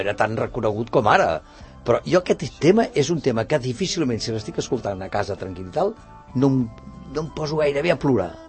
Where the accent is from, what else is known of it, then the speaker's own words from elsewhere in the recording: Barcelona, Catalonia, Spain; moved away as an adult; now in Sant Cugat del Vallès, Spain; jo vinc de Gràcia.